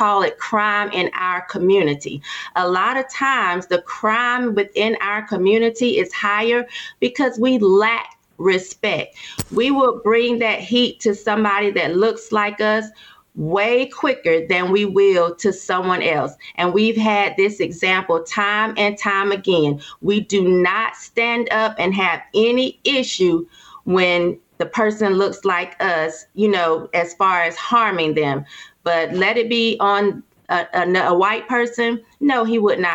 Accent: Durham, North Carolina, United States; I'm from Durham. And this is Bull City. We have a lot of men here

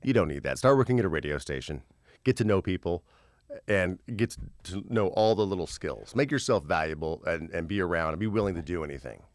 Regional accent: Terre Haute, Indiana, United States; moved away as an adult; now in Los Angeles, United States; I'm from Terre Haute, Indiana

